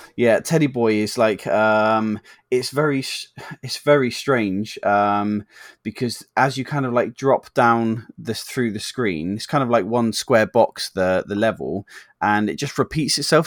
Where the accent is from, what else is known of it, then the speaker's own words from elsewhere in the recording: England, United Kingdom; we're English